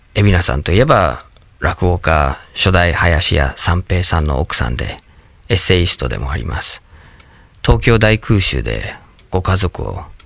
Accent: Michigan, United States; Japanese is a second language; moved away as an adult; now in Japan; 僕はアメリカのミシガン州に生まれ育って

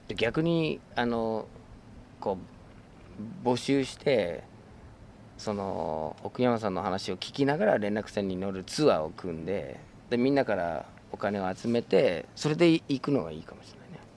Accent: United States; Japanese is a second language; now in Japan; 自分の母 国アメリカ

